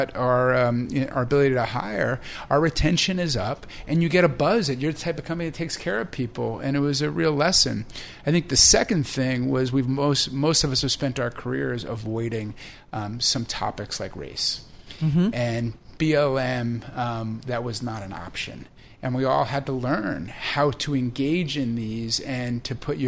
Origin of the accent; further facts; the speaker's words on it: New York, United States; as a New Yorker